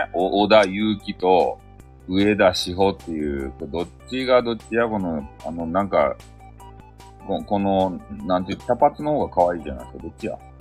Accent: Fukuoka, Japan; 俺、地元、福岡

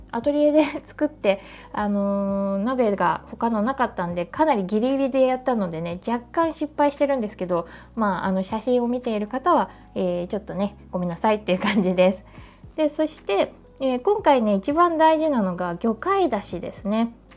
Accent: Numazu, Shizuoka, Japan; 静岡県沼津市というアジの干物が名産の地域で生まれ育ちました

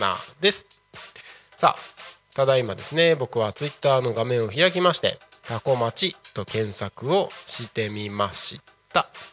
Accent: Takko, Aomori, Japan; 青森県田子町出身

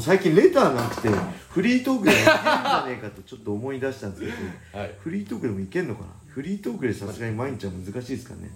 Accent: Inashiki, Ibaraki, Japan; 僕の地元の稲敷市

